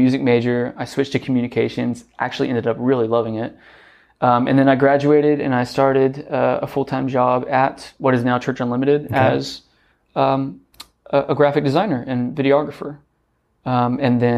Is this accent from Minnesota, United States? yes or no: no; Corpus Christi, Texas, United States; also born or lived in Houston; I'm pretty much born and raised in Corpus. There was a segment from 2 years old to 8 years old where I lived in Houston